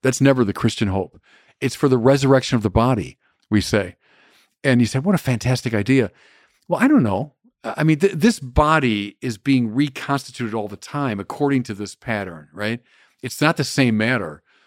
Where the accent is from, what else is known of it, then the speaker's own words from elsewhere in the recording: Birmingham, Michigan, United States; growing up in Birmingham, Michigan